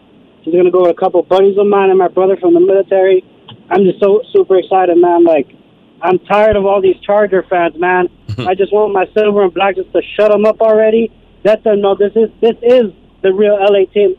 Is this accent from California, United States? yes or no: yes; Los Angeles, California, United States; they're here in my hometown, L.A.